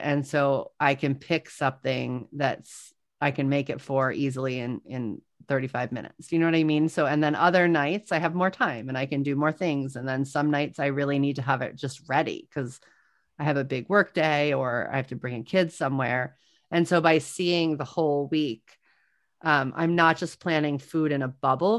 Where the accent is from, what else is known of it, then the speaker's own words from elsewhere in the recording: New Orleans, Louisiana, United States; I am from New Orleans